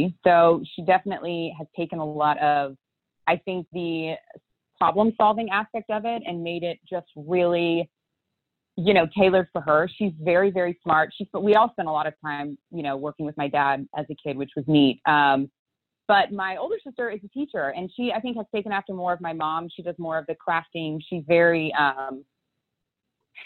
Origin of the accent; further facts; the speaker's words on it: Houston, Texas, United States; I grew up here in Houston, Texas